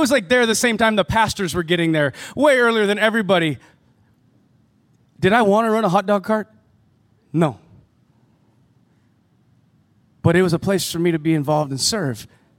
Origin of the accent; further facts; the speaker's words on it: United States; now in Canada; And being an American student in Canada, going to a private school, I wasn't allowed to work in Canada.